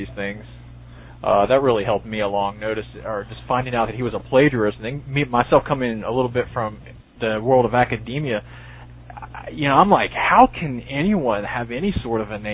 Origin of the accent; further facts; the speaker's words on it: the South, United States; as a Southerner